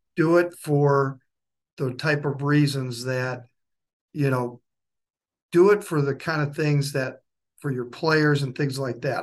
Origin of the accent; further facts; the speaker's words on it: Waupaca, Wisconsin, United States; moved away as an adult; also born or lived in Illinois / Indiana / Minnesota; now in Dayton, Tennessee, United States; I grew up in Wisconsin, close to a town called Wapaka, Wisconsin